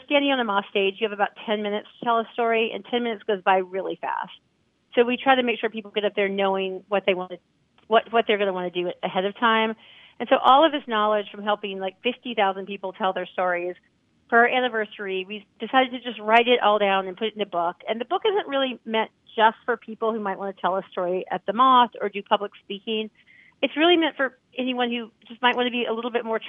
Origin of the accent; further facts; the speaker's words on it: Alabama, United States; I'm from Alabama, so I have like the little southern manners